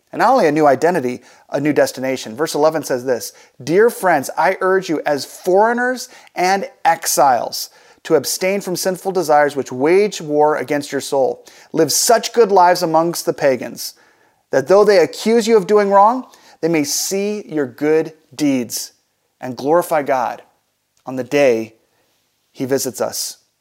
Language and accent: English; United States; As American Christians, we get a chance to live in the best country in the world